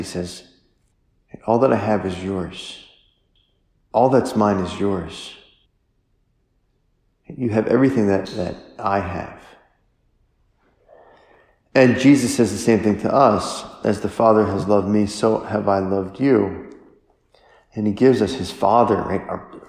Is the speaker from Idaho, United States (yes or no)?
no; French Lick, Indiana, United States; this is awesome that Larry Bird is from French Lick, and I'm from French Lick, and people are proud